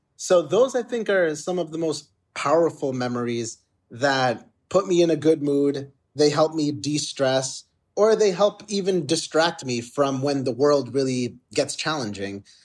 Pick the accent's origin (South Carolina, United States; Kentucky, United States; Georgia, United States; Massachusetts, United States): Massachusetts, United States; Boston; I was born in Boston